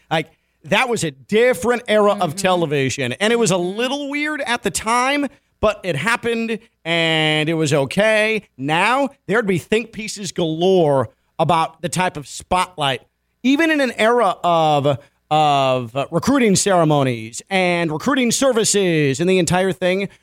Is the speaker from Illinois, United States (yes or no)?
yes; Chicago, Illinois, United States; me growing up in Chicago